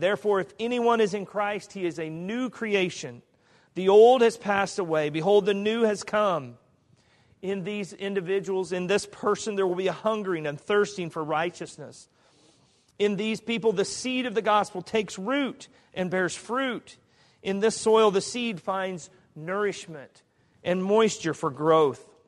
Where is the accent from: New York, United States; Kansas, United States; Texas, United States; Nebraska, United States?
Kansas, United States; moved away; In Kansas, there's a beautiful area of the country. I think it's beautiful. That's my home state.